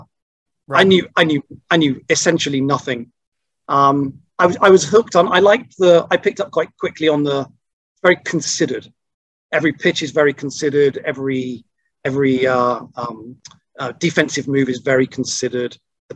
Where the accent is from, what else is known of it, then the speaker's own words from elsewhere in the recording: Bristol, South West England, United Kingdom; accent: Bristolian; And my Bristolian accent very quickly disappeared from that.